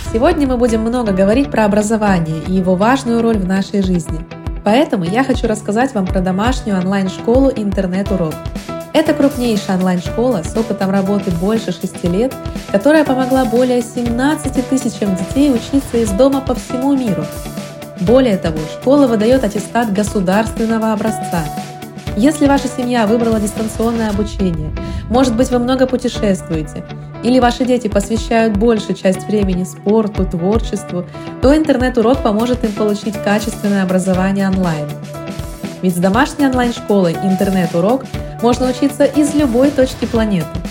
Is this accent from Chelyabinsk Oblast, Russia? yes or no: yes; Chelyabinsk, Chelyabinsk Oblast, Russia; я из Челябинска